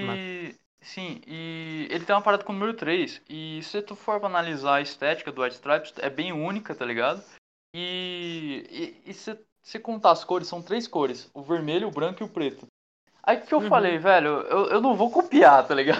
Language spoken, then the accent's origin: Portuguese; Mogi das Cruzes, São Paulo, Brazil; a gente é de Mogi das Cruzes